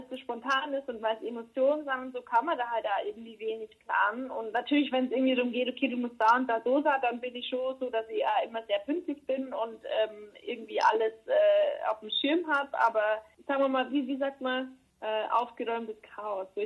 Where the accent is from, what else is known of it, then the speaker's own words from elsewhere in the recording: Germany; now in Berlin, Germany; Arbeit und das ist jetzt auch mein Zuhause, Berlin auf jeden Fall. Ähm, aber Kamünster wird immer meine Heimat bleiben.